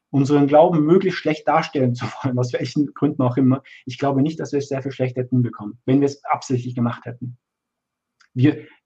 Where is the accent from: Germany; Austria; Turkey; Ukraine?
Austria; born there; ich bin in Österreich geboren. Ich bin, ich bin Teil dieser Gesellschaft.